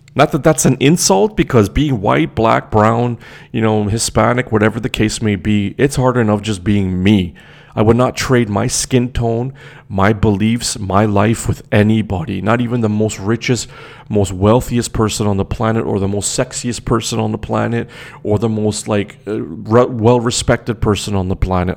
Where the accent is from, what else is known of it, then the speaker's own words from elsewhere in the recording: Toronto, Ontario, Canada; also born or lived in Trinidad; I was born and raised in Toronto